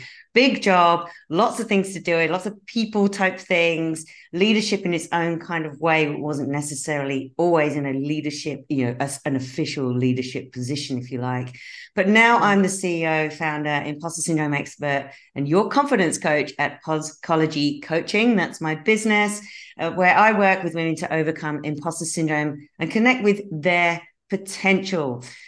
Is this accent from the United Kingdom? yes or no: yes; United Kingdom; accent: mix of Australian and British; moved away as an adult; now in Australia; So I'm a Brit who relocated to Australia 22 years ago, which is why you might detect a slightly strange accent where I go in between kind of Australian and English, British accent.